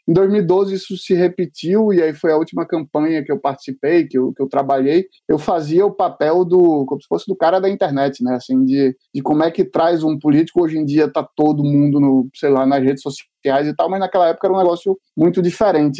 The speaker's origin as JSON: {"language": "Portuguese", "town": "Recife", "region": "Pernambuco", "country": "Brazil", "said": "eu como sou recifense e adoro, conheço bastante local"}